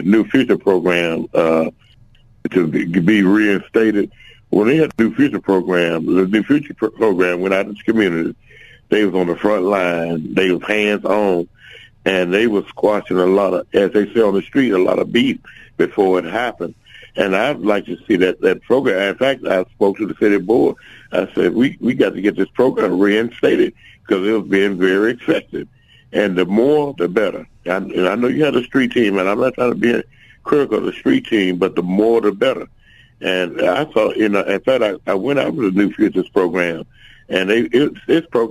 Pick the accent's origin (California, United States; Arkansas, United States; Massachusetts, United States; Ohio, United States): Arkansas, United States; Little Rock; I was born in the Granite Mile Project